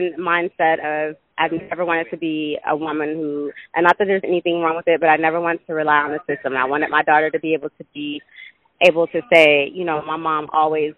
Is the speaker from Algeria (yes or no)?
no; Atlanta, Georgia, United States; I was born and raised in Atlanta